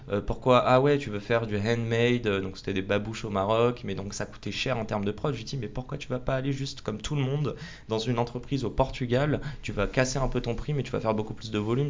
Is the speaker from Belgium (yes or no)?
no; Paris, Île-de-France, France; also born or lived in Canada / Nice; on est près de la Tour Eiffel, dans les locaux de Salesforce. Et moi en fait j'ai grandi juste à côté